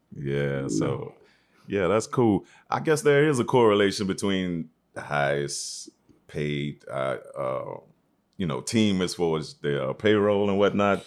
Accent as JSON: {"language": "English", "town": "Shreveport", "region": "Louisiana", "country": "United States", "tie": "born or raised there", "also_born_or_lived": "Atlanta, Georgia", "moved": "yes", "lives_now": "New York, United States", "said": "I'm a native of Shreveport, Louisiana, known as the Sportsman Paradise, by way of Atlanta"}